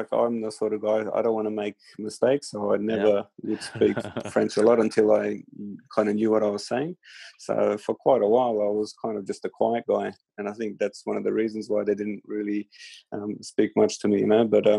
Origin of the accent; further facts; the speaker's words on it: Sydney, New South Wales, Australia; You know, it was the Sydney Olympics, my hometown.